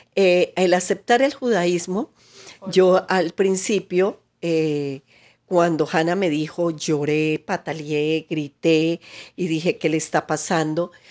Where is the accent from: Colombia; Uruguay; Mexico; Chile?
Colombia